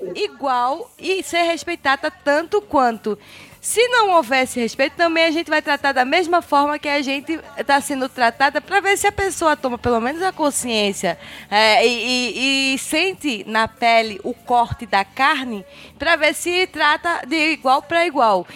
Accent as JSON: {"language": "Portuguese", "region": "Northeast Brazil", "country": "Brazil", "said": "eu sou nordestina"}